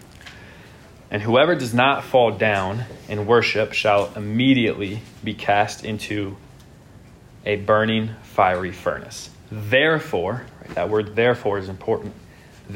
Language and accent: English; United States; In our country, we live in a nation